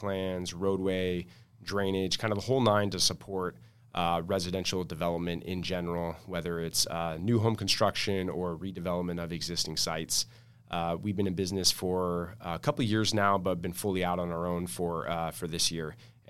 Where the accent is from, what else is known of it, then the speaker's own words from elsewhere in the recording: La Mesa, California, United States; I'm local here, born and raised in San Diego. Grew up in La Mesa, went to Helix High School, Grossmont Community College, and then SDSU